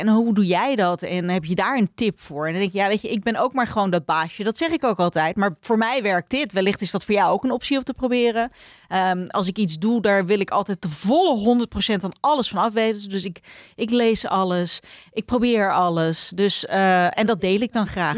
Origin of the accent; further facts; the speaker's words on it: Netherlands; wij Nederlanders